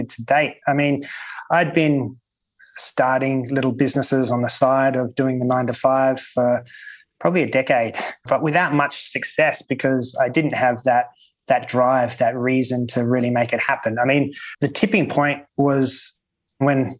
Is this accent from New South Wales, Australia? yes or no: yes; Sydney, New South Wales, Australia; now in Malta; Sydney, my hometown